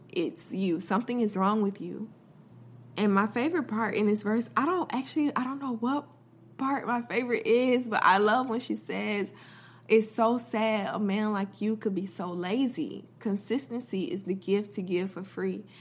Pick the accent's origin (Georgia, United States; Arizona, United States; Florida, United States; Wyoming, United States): Florida, United States; I'm from Florida, so a lot of times we have, like, loud thunder and storms